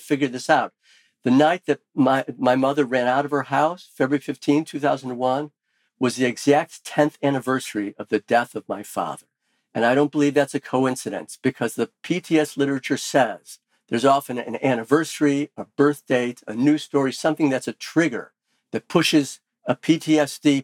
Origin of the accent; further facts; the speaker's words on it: Skokie, Illinois, United States; friends who I grew up with in Skokie